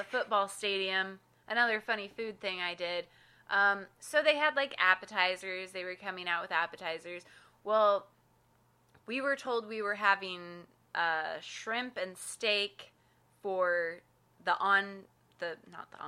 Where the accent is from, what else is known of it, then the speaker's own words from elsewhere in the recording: Idaho, United States; now in St. Louis, United States; we're from Idaho